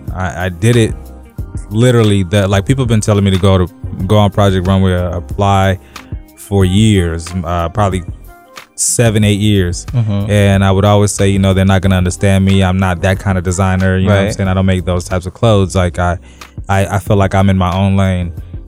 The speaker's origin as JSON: {"language": "English", "country": "Zimbabwe", "also_born_or_lived": "England / Los Angeles / Texas / Massachusetts", "moved": "yes", "said": "I'm originally from Zimbabwe. That's a little bit above South Africa. Well, kind of right above South Africa."}